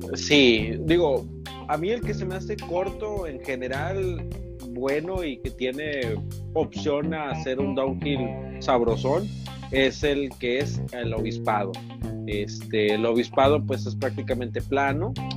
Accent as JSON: {"language": "Spanish", "town": "Tampico", "region": "Tamaulipas", "country": "Mexico", "said": "él y yo somos de Tampico"}